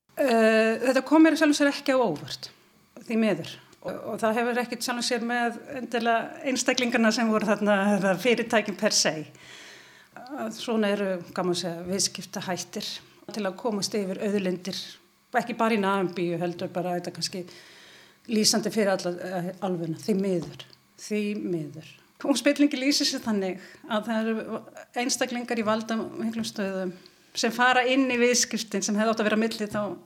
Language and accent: Icelandic; Ísafjörður, Westfjords, Iceland; ég er frá Ísafjörðu